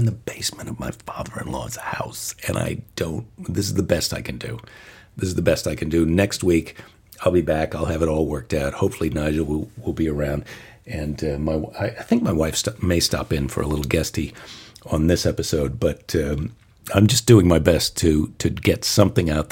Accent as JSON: {"language": "English", "country": "United States", "said": "as an American"}